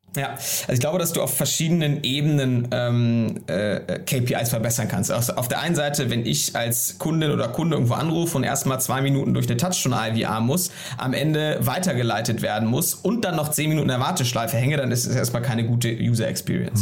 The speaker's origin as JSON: {"language": "German", "region": "Hamburg", "country": "Germany", "also_born_or_lived": "Berlin", "said": "ich bin Hamburger und wohne auch am Wochenende mal in Hamburg"}